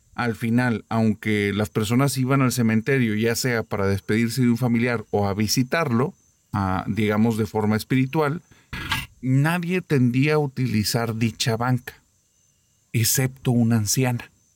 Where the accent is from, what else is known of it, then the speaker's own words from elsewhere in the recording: Monterrey, Nuevo León, Mexico; aquí de mi tierra